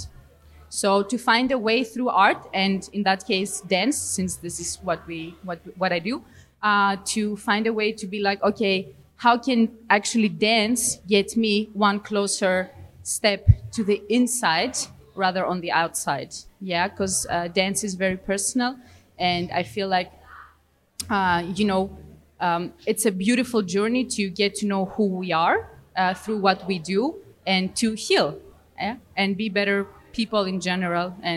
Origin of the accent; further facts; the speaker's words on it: Greece; I'm from Greece.